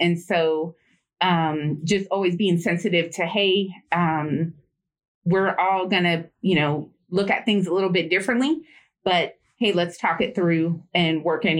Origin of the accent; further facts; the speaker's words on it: Bay Area of California, United States; moved away as an adult; I was raised there in the Bay Area of California